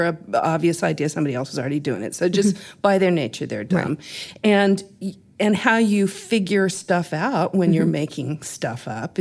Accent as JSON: {"language": "English", "region": "Texas", "country": "United States", "said": "I'm Texan."}